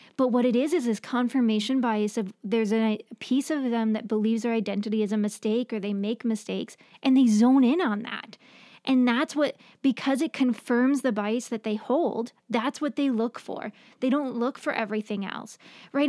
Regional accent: New York, United States; moved away; I grew up in New York, and so we had ocean, not lake

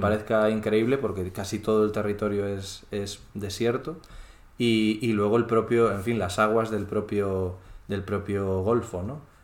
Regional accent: Galicia, Spain; moved away as an adult; now in Doha, Qatar; soy gallego

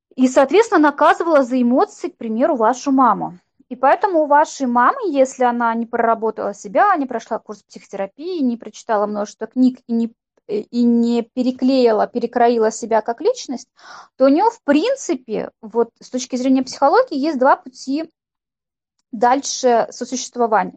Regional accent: Saint Petersburg, Russia; мы с Викой из Санкт-Петербурга

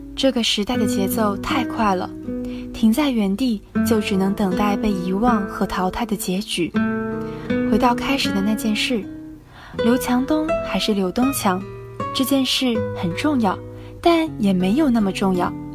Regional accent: Hangzhou, Zhejiang, China; moved away as an adult; now in Nanjing, China; 来自浙江杭州。我在南京大学

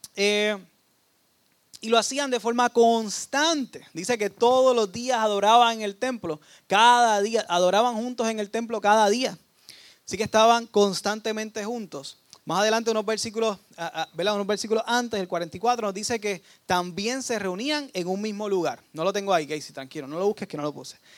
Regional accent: Dorado, Puerto Rico; yo soy de Dorado

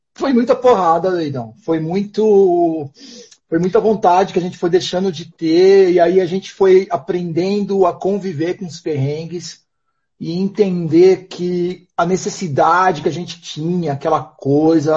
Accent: interior of São Paulo, Brazil; moved away as an adult; also born or lived in Portugal; eu venho de uma cidade interior de São Paulo

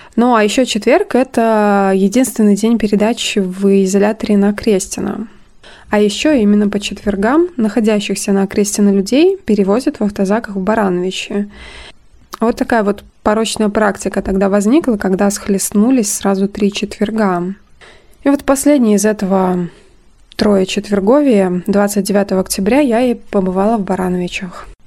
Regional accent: Brest Region, Belarus; я упоминала, что родом из Брестской области

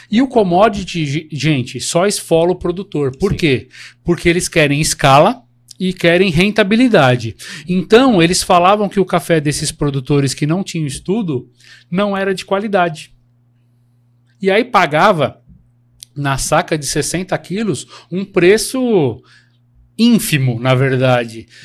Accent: Minas Gerais, Brazil; é Minas Gerais, sou de Minas.

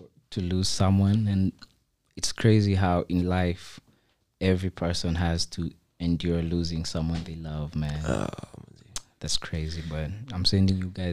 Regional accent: Maua, Meru County, Kenya; moved away; I come from Meru, so somewhere called Maua in Meru

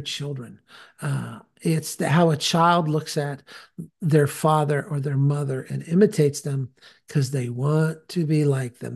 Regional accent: California, United States; now in Tennessee, United States; I live in Tennessee now, but I'm from California

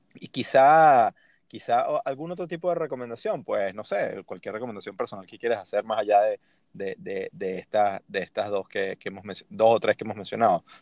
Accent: Venezuela; buen venezolano

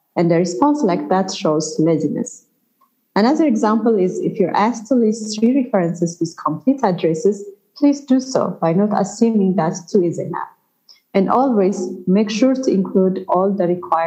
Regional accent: Ethiopia; my home country, Ethiopia

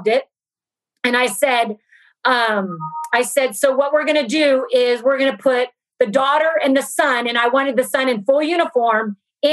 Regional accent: Brazil; now in Los Angeles, United States; I'm from Brazil and my family's in Brazil

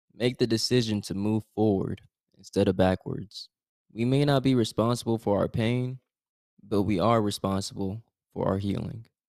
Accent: Oakland, California, United States; I was from Oakland

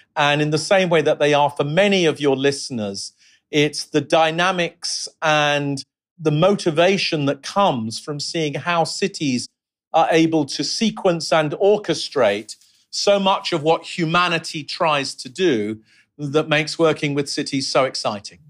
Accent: London, United Kingdom; also born or lived in Mexico City / New York City; I grew up in London in the sixties and the seventies and the eighties.

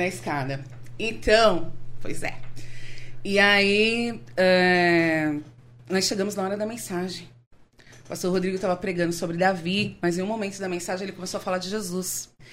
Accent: São Paulo, Brazil; eu nasci aqui em São Paulo. Eu sou filha de nordestinos

